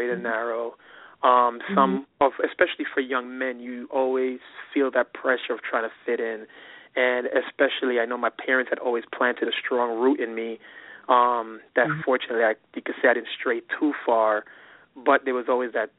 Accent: New York, United States; moved away as an adult; also born or lived in Boston; growing up in New York

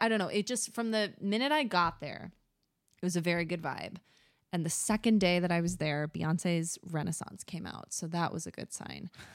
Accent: Michigan, United States; now in New York, United States; growing up in Michigan

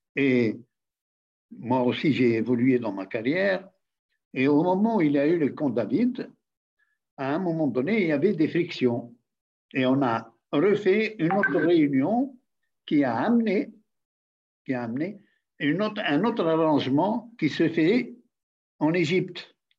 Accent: Tunisia

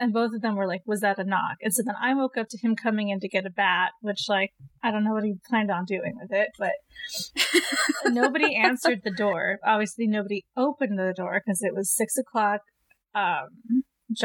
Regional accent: Los Angeles, California, United States; moved away as an adult; now in Portland, United States; I'm not used to my mountains being covered in trees. I'm from California.

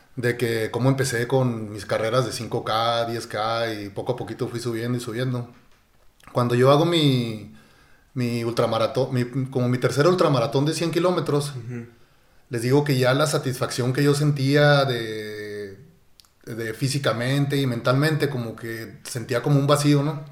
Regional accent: Chihuahua, Mexico; yo fui criado, bueno, nací aquí en Chihuahua, pero fui criado en un rancho

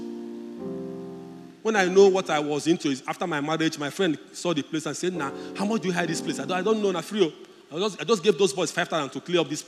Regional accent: Udi, Mmokwe, Enugu State, Nigeria; I'm from Udi local government. He said, do you know where in Udi? I told him, I'm Mokwe

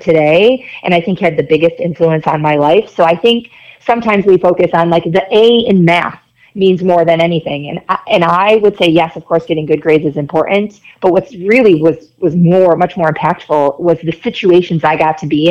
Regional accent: Rochester, New York, United States; moved away as an adult; I grew up in Rochester, lived there my whole life

